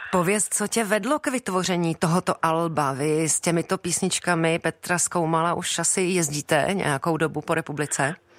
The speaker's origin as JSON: {"language": "Czech", "region": "Prague", "country": "Czechia", "said": "ač pocházím z Prahy"}